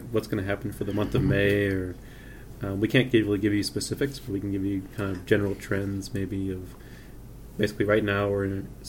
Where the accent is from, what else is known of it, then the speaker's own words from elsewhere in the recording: St. Louis, Missouri, United States; moved away as an adult; now in Boulder, United States; my hometown in St. Louis